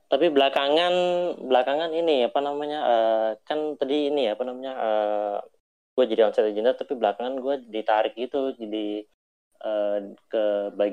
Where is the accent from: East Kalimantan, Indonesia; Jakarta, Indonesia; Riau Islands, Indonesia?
East Kalimantan, Indonesia; Balikpapan; Uh, eh, gue anak Balikpapan.